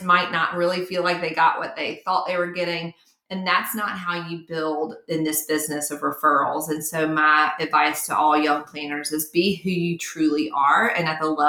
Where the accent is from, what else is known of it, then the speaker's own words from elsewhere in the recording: Mountain Brook, Alabama, United States; it was all in my hometown. And I was just bouncing back and forth from country club to country club, back and forth, and really created a name for myself and a brand and a business model that if you got married in Mountain Brook, Alabama, you hired me